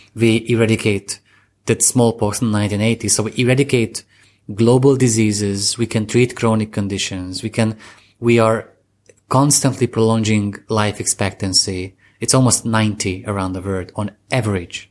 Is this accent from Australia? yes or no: no; Eastern Hungary, Hungary; I come from Hungary, uh, I'm come fr, I come from the eastern part of, the Bronx of Hungary, that's how I call it